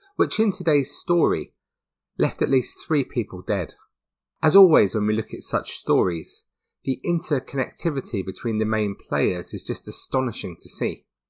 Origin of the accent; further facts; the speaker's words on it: Hertford, East of England, United Kingdom; just a few miles from where I grew up in Hertford